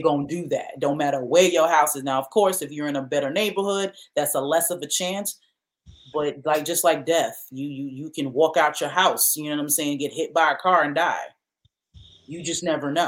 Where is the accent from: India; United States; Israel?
United States; New York; I'm from New York